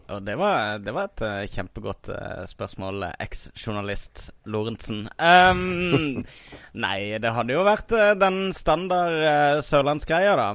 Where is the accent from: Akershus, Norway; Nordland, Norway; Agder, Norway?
Agder, Norway; Kristiansand; moved away; jeg var hjemme i Kristiansand i sommer